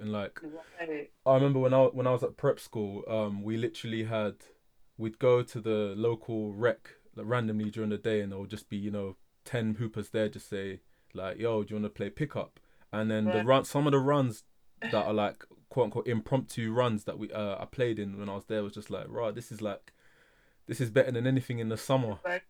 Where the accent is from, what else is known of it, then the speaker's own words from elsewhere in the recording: Nigeria; especially coming from like a Nigerian, you know, household. I know, obviously being Nigerian myself, I know.